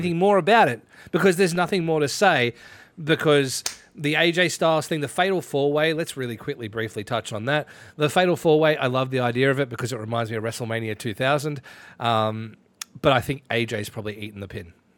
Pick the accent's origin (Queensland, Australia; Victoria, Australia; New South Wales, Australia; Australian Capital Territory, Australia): Victoria, Australia; Ballarat; my hometown is in that list. Ballarat in that list.